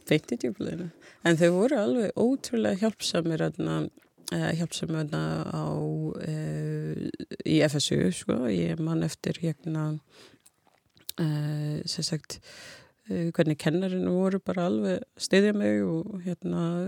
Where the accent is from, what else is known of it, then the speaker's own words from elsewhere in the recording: Jamaica; Icelandic is a second language; moved away as an adult; now in Iceland; ég bara var fætt og ólst upp þar og hérna uh, ég flutti til Íslands uh, þegar ég var 18 ára